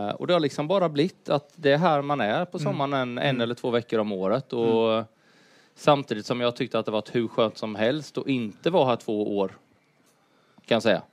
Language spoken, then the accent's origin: Swedish; Huskvarna, Jönköping County, Sweden; moved away; jag är uppvuxen i Huskvarna